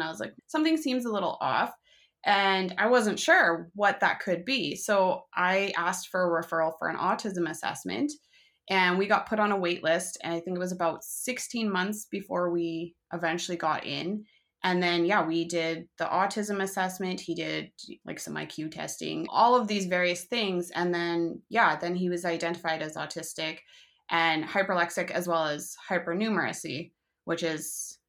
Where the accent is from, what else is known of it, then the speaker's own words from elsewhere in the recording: Canada; I'm a Canadian mom of two